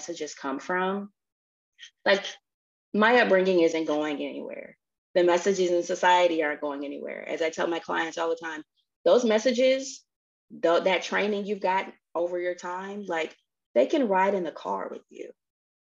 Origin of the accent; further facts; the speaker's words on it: Tennessee, United States; I'm from Tennessee